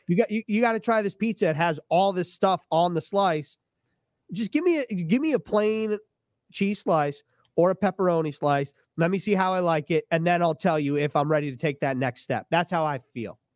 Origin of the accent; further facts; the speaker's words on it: New York, United States; I grew up in New York